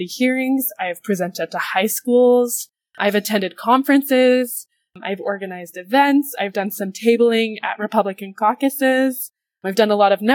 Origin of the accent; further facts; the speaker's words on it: Draper, Utah, United States; also born or lived in Salt Lake City, Utah; I grew up about 30 minutes south from Salt Lake City, Utah, in a small town called Draper, Utah